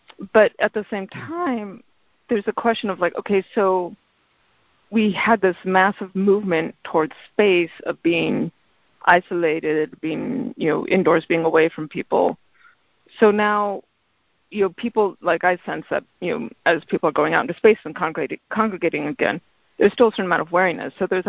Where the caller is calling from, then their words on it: Middletown, Connecticut, United States; I'm calling from Middletown, Connecticut.